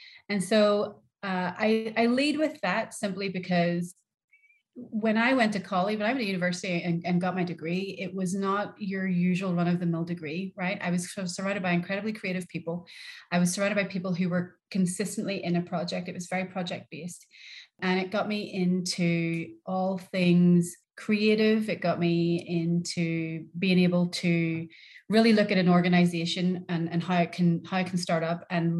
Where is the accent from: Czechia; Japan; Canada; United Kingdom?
United Kingdom; Northern Ireland; moved away as an adult; also born or lived in Liverpool, England; I'm from Northern Ireland